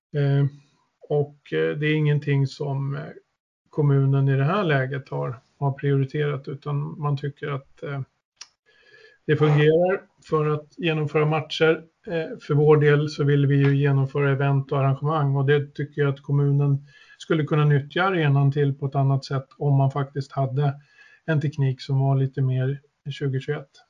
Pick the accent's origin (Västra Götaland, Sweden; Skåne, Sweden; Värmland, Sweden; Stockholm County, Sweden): Stockholm County, Sweden; Södertälje; also born or lived in Östersund; jag är född och uppväxt i Södertälje